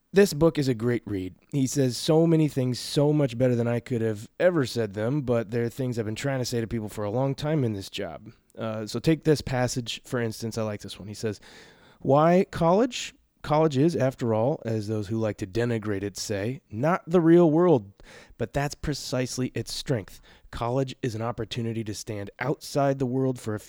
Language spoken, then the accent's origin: English; Portland, Oregon, United States; moved away; I grew up on 40th and Hawthorne.